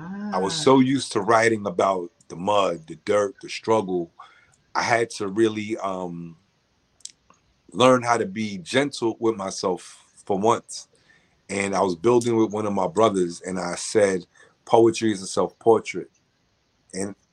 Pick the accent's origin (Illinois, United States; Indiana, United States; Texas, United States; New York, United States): New York, United States; New York City; I'm from the Bronx